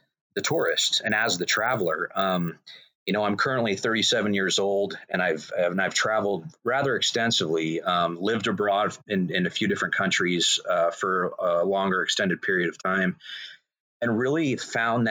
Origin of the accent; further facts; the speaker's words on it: Northern California, United States; I was born and raised in Northern California